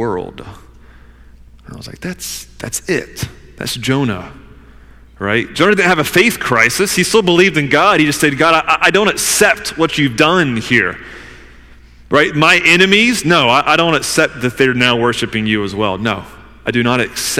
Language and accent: English; the South, United States; I'm from the South